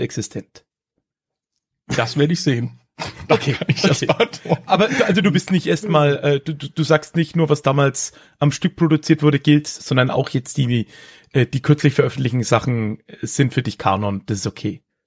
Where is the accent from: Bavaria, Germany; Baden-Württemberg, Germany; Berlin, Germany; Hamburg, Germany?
Bavaria, Germany; Höchstadt an der Aisch; also born or lived in Erlangen; die äh, Region Höchstadt, in der ich, ja, wie es der Kollege am Anfang gesagt hat, groß geworden bin